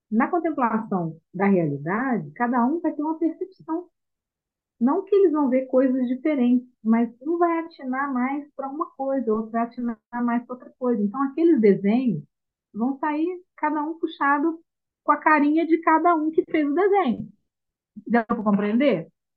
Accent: Minas Gerais, Brazil; nós somos de Minas

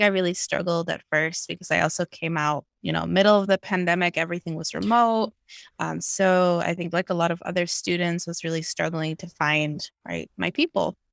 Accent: New York, United States; moved away as an adult; also born or lived in Guatemala; now in California, United States; I grew up mostly in New York, but, uh, also have ties to Guatemala, and now I'm living out here

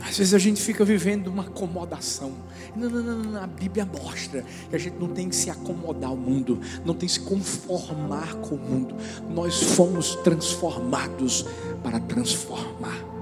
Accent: Northeast Region, Brazil; como brasileiros e nordestinos

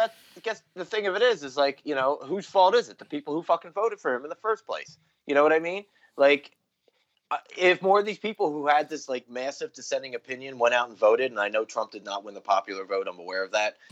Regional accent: New Jersey, United States; moved away as an adult; also born or lived in Philadelphia, Pennsylvania; I was actually born in Philadelphia, and I think raised there till I was like eight or nine, and then I moved to Jersey till I was eighteen

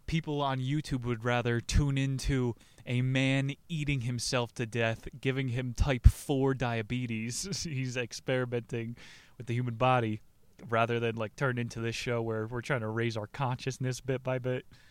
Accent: New Jersey, United States; New Jersey's emperor, my home state

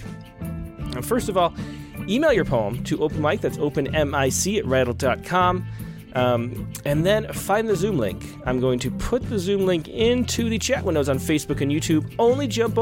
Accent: Rochester, New York, United States; I just went to my hometown, the Rochester, New York.

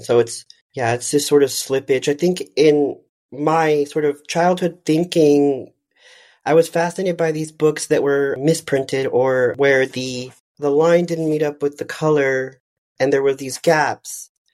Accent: McAllen, Texas, United States; moved away; also born or lived in Dallas, Texas; I'm from the Rio Grande Valley of South Texas

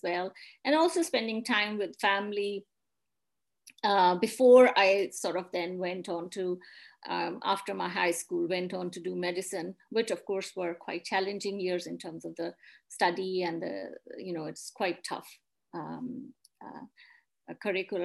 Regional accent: Rawalpindi, Punjab, Pakistan; also born or lived in Islamabad, Pakistan; now in Glasgow, United Kingdom; I grew up in Pakistan in the province of Punjab in city Rawalpindi

